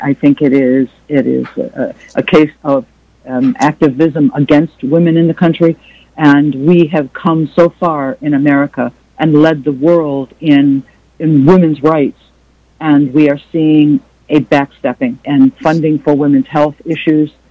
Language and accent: English; United States; as an American woman and an Arab American woman